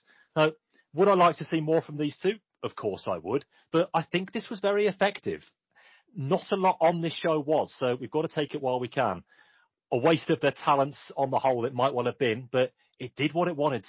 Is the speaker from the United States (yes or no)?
no; United Kingdom; being, some might say, stereotypically British myself.